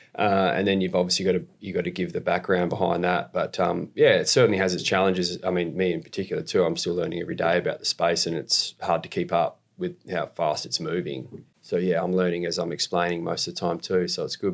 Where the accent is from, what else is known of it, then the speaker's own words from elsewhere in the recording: Australia; moved away as an adult; now in Canada; I'm from Australia. I live in Canada now.